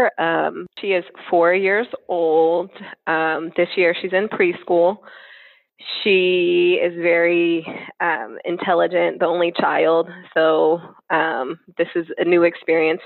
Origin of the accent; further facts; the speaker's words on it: Seattle, Washington, United States; born and raised in Seattle, Washington.